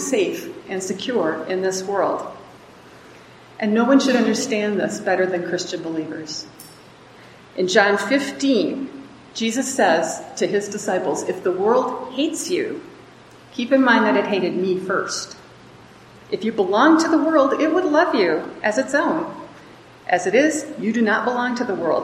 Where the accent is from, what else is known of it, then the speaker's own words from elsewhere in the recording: Wisconsin, United States; moved away as an adult; now in Mexico; I grew up in Wisconsin